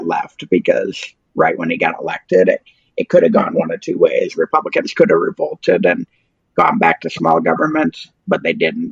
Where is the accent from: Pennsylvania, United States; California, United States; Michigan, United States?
Michigan, United States; Ann Arbor; now in Oklahoma, United States; I grew up in Ann Arbor, Michigan, which is a very Democratic city